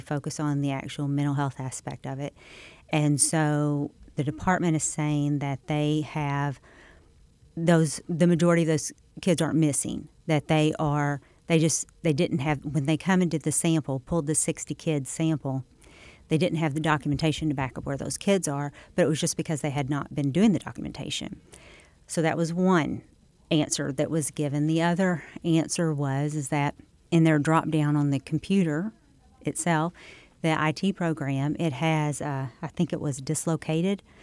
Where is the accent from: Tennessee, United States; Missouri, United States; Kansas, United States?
Missouri, United States; Scott County; I'm from Saxton. Um, to Scott County. I actually live outside Scott City now